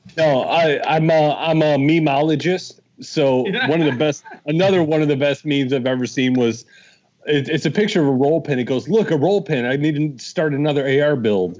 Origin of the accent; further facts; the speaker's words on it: Michigan, United States; moved away as an adult; also born or lived in Los Angeles; now in Fort Smith, United States; I grew up in Michigan